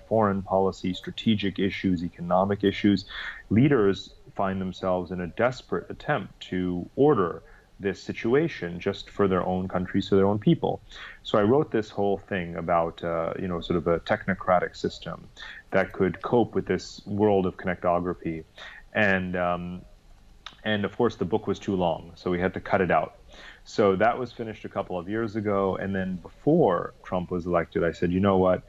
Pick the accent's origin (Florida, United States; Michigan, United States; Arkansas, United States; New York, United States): New York, United States; moved away as an adult; also born or lived in London; now in Singapore; I'm actually from the East Coast, from New York, where I grew up